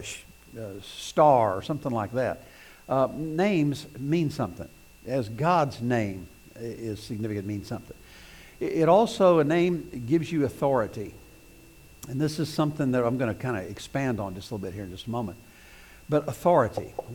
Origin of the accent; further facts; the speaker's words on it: southeast Missouri, United States; moved away; I grew up in Missouri, southeast Missouri, and there's lots of brush and woods